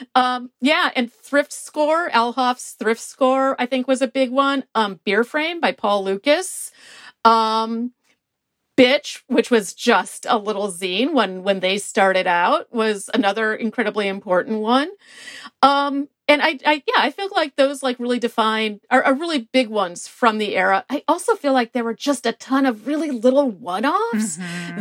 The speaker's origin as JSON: {"language": "English", "town": "Milwaukee", "region": "Wisconsin", "country": "United States", "said": "I am from Milwaukee, Wisconsin"}